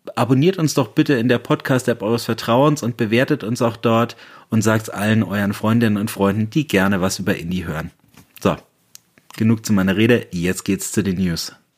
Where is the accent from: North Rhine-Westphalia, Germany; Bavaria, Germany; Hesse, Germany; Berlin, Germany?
Bavaria, Germany; Bamberg; aus meiner Heimatstadt Bamberg